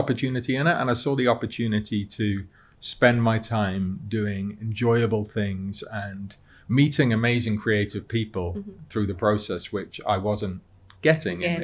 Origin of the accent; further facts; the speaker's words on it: Cardiff, Wales, United Kingdom; moved away as an adult; now in London, United Kingdom; I'd lived in Cardiff all my life at the time. So I grew up in Cardiff.